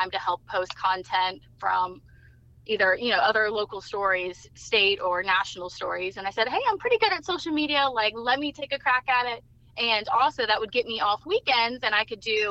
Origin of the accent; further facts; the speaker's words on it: Eastern North Carolina, United States; I'm from Eastern North Carolina